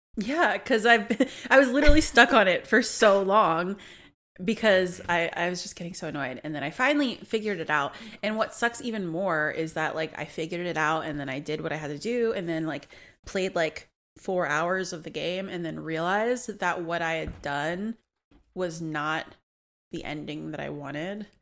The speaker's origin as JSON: {"language": "English", "town": "New Orleans", "region": "Louisiana", "country": "United States", "tie": "born or raised there", "said": "I'm born and raised in New Orleans"}